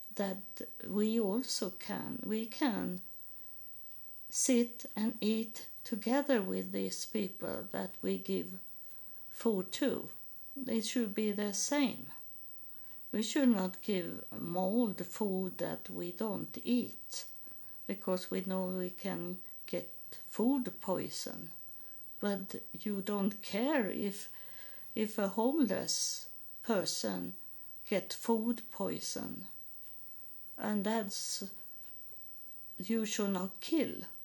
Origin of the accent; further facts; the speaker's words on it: Sweden; English is a second language; moved away; I am from Sweden and I am a Lutheran